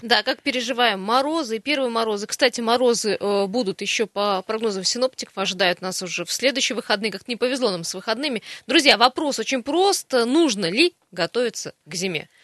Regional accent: Siberia, Russia; мы сибиряки

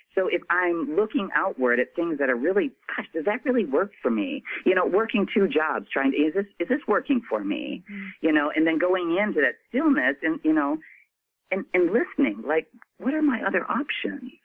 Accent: Midwest, United States; I was born and raised in the Midwest

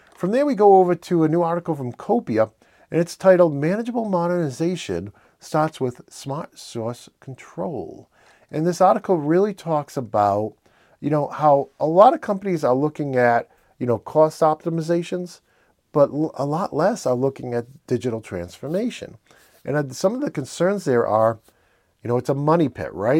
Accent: Northeastern, United States; accent: Northeastern; my Northeastern accent

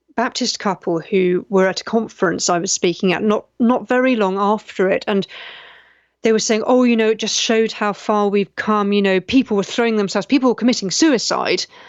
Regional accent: United Kingdom; I'm British

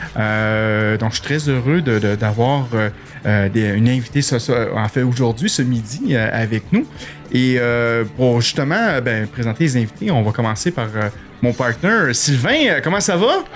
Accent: Quebec, Canada; accent: Québécois; j'ai un accent terrible

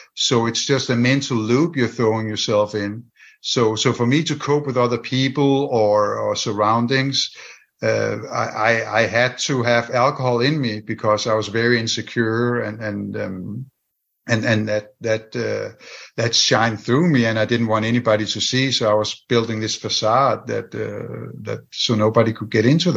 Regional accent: Denmark; English is a second language; moved away

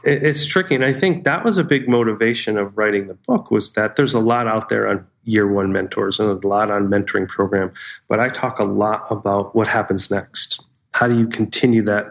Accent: Pittsfield, Massachusetts, United States; I grew up in Pittsfield, Massachusetts, in Western Mass, real Western Mass

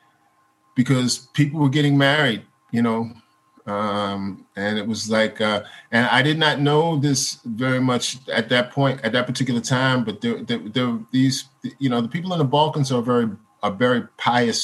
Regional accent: United States; as an American

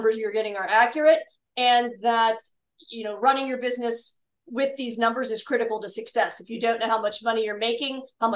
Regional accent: Pittsburgh, Pennsylvania, United States; joined a company in my hometown of Pittsburgh, Pennsylvania

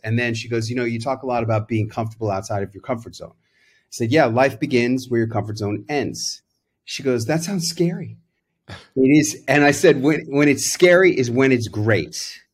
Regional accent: New York City, New York, United States; born or raised there

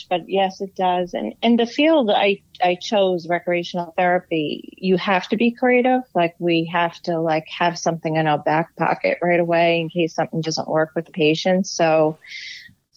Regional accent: Farmingdale, New York, United States; also born or lived in Bethpage, New York / Babylon, New York / Centereach, New York; I was born on Long Island. So the town I was born in was Bethpage. And then, I lived in Farmingdale my whole life until I got married

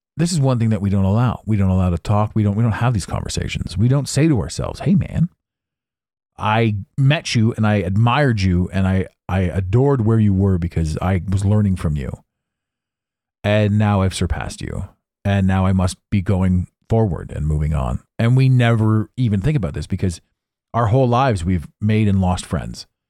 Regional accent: Canada; I'm Canadian

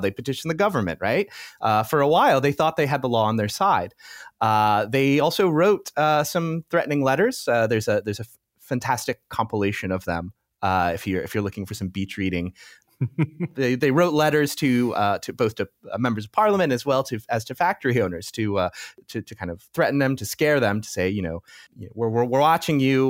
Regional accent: United States; moved away as an adult; now in Europe; I'm American, so, uh, often my reference points come from the U S, uh, although since I've moved to Europe

